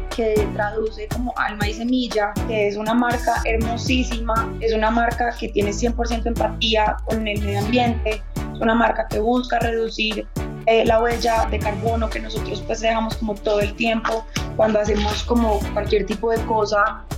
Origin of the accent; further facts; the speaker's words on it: Cauca, Colombia; venimos de o vengo de aquí del Cauca